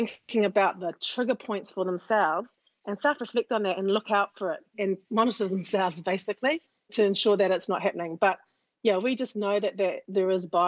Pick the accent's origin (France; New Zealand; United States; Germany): New Zealand; Auckland; I was a little Māori girl in West Auckland